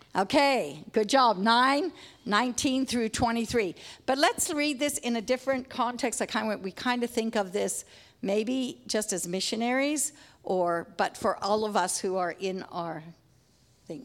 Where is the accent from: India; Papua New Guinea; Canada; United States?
Papua New Guinea; moved away; We grew up in Papua New Guinea